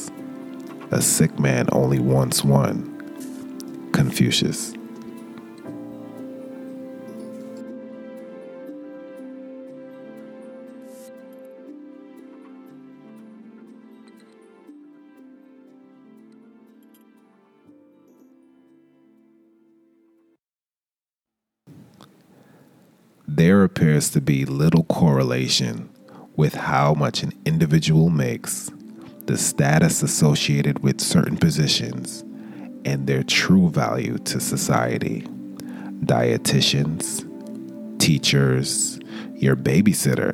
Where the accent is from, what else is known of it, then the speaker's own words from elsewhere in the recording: New York City, New York, United States; I grew up in the East Flatbush section of Brooklyn